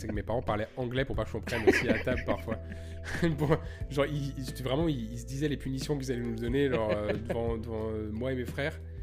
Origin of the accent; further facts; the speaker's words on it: Lyon, Auvergne-Rhône-Alpes, France; now in Montreal, Canada; j'ai grandi à Lyon